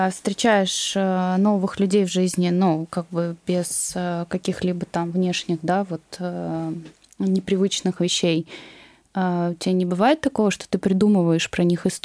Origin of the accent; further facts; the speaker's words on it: Moscow, Russia; Я коренной москвич.